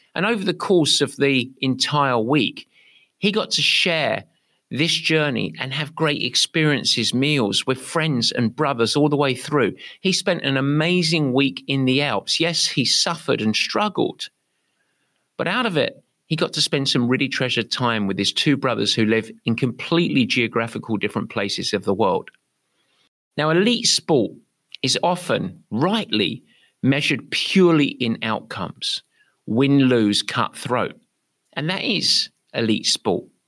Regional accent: England, United Kingdom; now in San Francisco, United States; I'm English

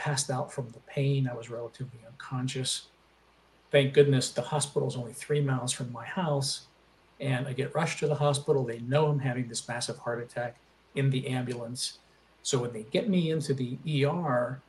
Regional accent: Aliquippa, Pennsylvania, United States; now in Charlotte, United States; I was born and raised in a little steel town outside of Pittsburgh called Aliquippa, Pennsylvania

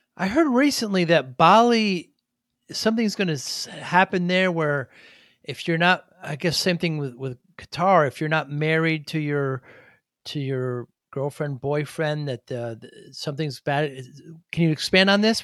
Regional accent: New Haven, Connecticut, United States; I'm from the Northeast, from New Haven.

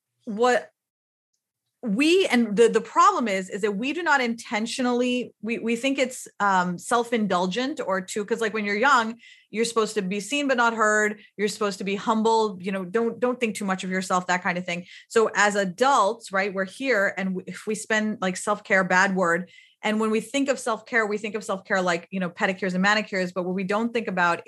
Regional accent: Pakistan; moved away; also born or lived in United States; I grew up in Pakistan

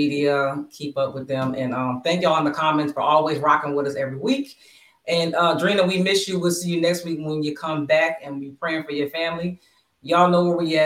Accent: Bristol, Pennsylvania, United States; Bristol, Pennsylvania, my hometown

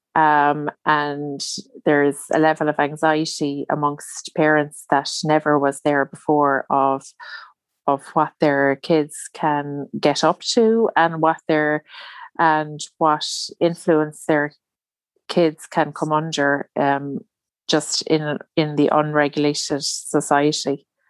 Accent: Ireland; I'm Irish, so, and I live in Ireland

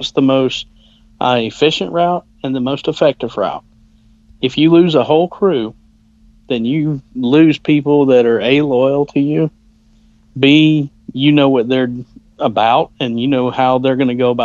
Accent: Georgia, United States; accent: southern; I have a southern accent, being from Georgia.

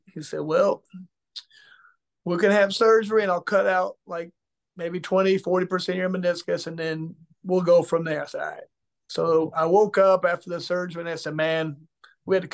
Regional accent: Indianapolis, Indiana, United States; my hometown

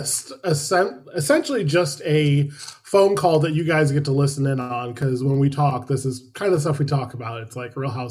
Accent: New York, United States; I'm from New York

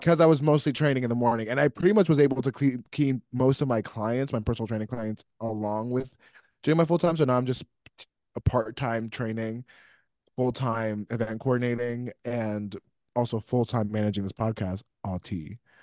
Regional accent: New York, United States; I grew up in New York

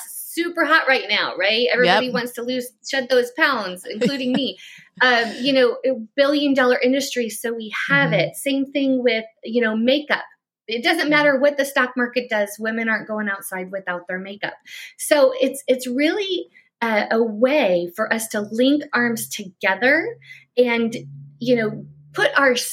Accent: Chicago, Illinois, United States; now in Florida, United States; I'm from Chicago area. I live in Florida now

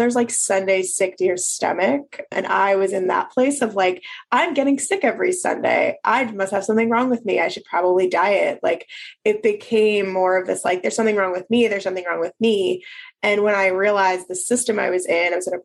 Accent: Philadelphia, Pennsylvania, United States; moved away as an adult; also born or lived in Maryland / North Carolina; now in New Orleans, United States; We moved to Philadelphia, where I'm from, so I could be near my family again

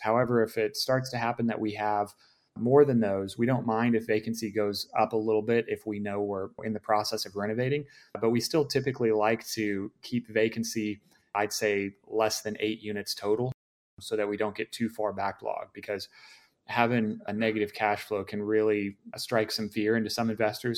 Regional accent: Dallas, Texas, United States; now in Austin, United States; I grew up in Dallas originally, so I'm very familiar with the area

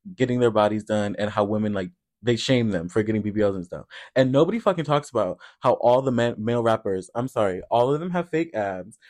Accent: Iowa, United States; now in Chicago, United States; growing up in Iowa

